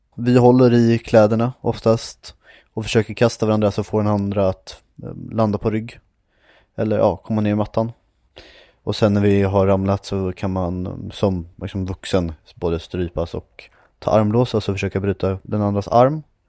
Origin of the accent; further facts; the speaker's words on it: Järfälla, Stockholm County, Sweden; also born or lived in Västerås; jag bodde när jag var liten i Järfälla